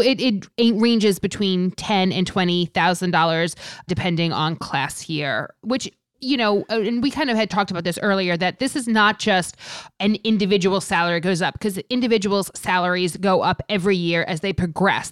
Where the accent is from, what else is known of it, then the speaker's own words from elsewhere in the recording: New York area, United States; I'm from the New York area, I live here